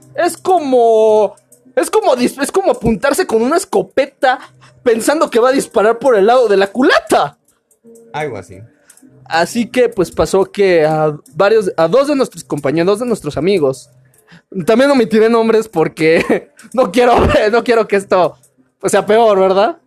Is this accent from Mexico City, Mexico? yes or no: no; Veracruz, Mexico; soy de Veracruz